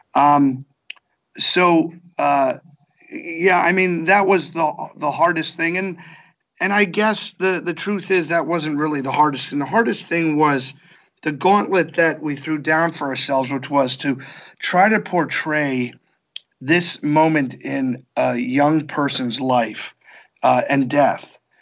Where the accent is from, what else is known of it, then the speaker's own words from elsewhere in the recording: Bethlehem, Pennsylvania, United States; moved away; my hometown